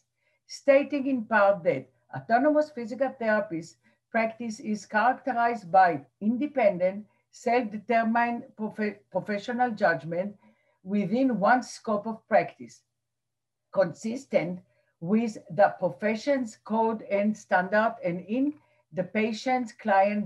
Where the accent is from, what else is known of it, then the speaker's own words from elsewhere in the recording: Israel; now in New Jersey, United States; As a teenager growing up in Israel